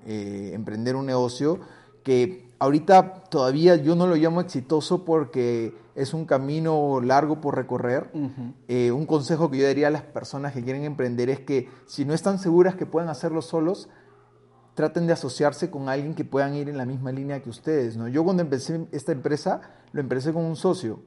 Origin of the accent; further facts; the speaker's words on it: Lima, Peru; now in United States; soy de Lima, Perú. Actualmente radico en Estados Unidos